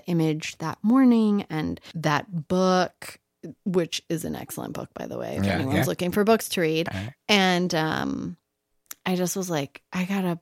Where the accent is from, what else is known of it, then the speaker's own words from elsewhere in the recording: Reno, Nevada, United States; also born or lived in Los Angeles; now in New Mexico, United States; I'm from Reno, Nevada